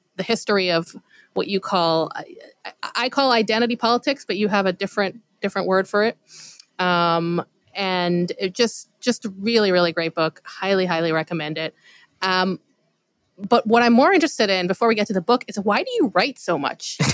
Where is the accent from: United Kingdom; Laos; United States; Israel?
Israel; growing up in Israel, you know, obviously the Holocaust was a big part of our education